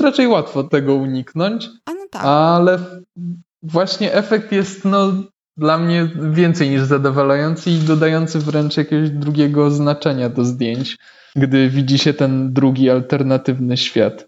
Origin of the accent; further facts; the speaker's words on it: Warsaw, Masovian Voivodeship, Poland; jestem z Warszawy